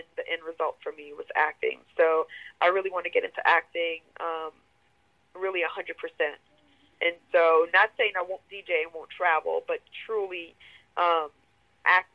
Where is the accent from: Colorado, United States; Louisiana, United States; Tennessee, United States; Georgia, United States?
Louisiana, United States; New Orleans; moved away as an adult; now in Atlanta, United States; I'm from New Orleans, so Hurricane Katrina brought me to Atlanta. Went back home for a little bit